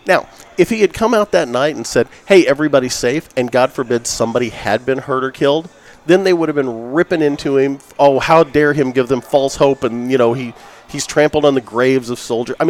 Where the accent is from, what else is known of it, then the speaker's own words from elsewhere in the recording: United States; I'm an American through and through.